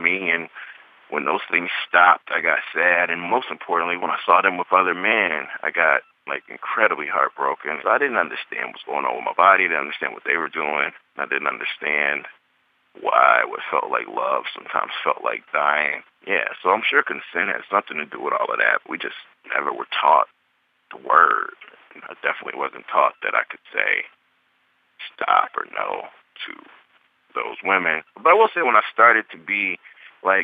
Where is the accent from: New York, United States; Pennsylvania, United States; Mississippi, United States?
Mississippi, United States; as a young person growing up in Mississippi